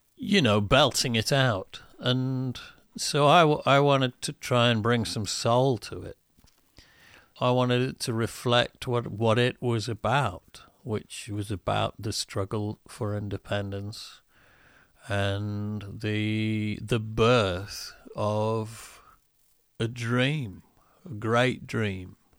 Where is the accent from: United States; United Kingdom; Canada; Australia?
United Kingdom; I'm only British in the sense that my body was born here.